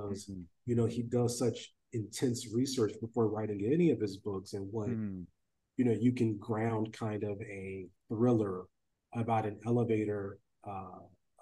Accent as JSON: {"language": "English", "region": "Ohio", "country": "United States", "said": "I'm from Ohio"}